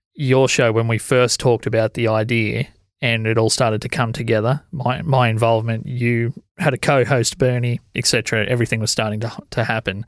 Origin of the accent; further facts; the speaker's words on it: Corryong, Victoria, Australia; moved away; I grew up in Coryong